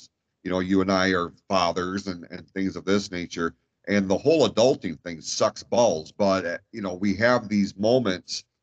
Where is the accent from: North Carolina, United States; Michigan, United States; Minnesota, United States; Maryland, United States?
Michigan, United States; Like this state sucks weather-wise, but it's still my home state